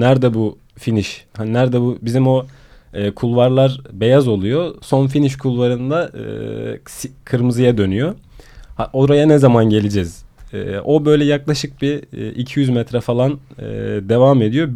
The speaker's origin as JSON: {"language": "Turkish", "region": "Sinop", "country": "Turkey", "tie": "born or raised there", "moved": "as an adult", "lives_now": "Istanbul, Turkey", "said": "Sinop'ta büyüdüğüm için"}